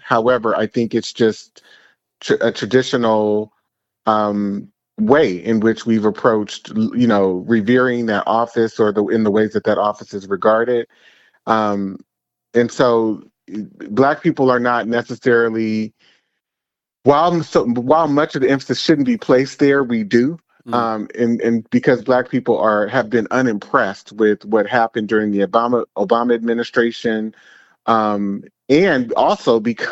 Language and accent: English; San Francisco Bay Area, California, United States; I am from the San Francisco, Oakland Bay area